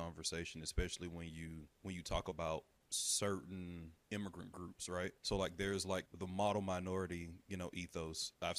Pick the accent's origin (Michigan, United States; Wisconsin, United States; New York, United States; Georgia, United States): Georgia, United States; Atlanta; moved away; and I'm from Atlanta.